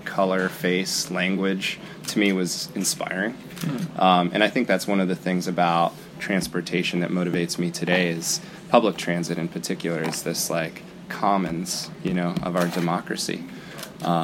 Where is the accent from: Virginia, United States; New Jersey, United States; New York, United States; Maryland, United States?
Virginia, United States; Arlington; now in Portland, United States; So I grew up in the Washington, D.C. area, Northern Virginia